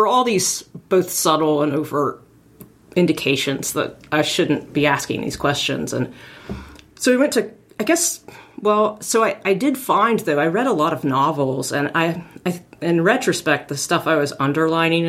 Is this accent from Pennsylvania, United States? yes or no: no; Arkansas, United States; I grew up in Arkansas